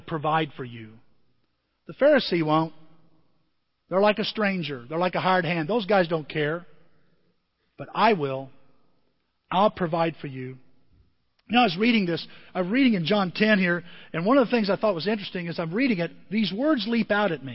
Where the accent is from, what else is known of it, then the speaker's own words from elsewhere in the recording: Southern Illinois, United States; I'm from Southern Illinois